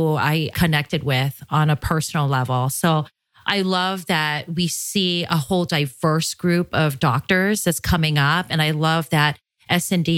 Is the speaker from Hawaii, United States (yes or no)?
yes; Hawaii, United States; moved away as an adult; also born or lived in Phoenix, Arizona; I grew up in Hawaii